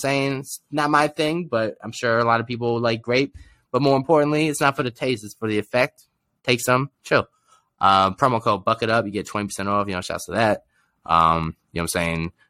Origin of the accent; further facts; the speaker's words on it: New York, United States; now in Arizona, United States; I'm back from the Mecca, the world hometown that is New York